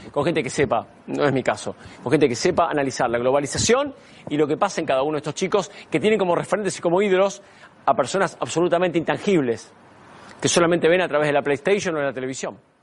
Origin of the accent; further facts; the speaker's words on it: Argentina; Yo nací en Argentina